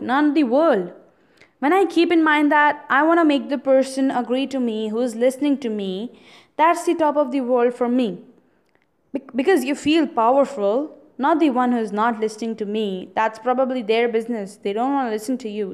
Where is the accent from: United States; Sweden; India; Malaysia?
India; I'm an Indian